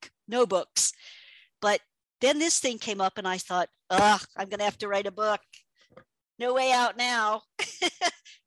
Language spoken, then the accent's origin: English; United States; moved away as an adult; also born or lived in Mumbai; I'm an American